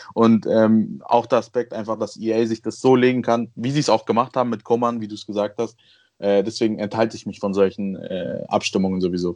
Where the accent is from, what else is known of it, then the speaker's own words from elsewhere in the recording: Munich, Bavaria, Germany; in München äh, wo ich auch selbst wohne. Also ich bin ja auch Münchner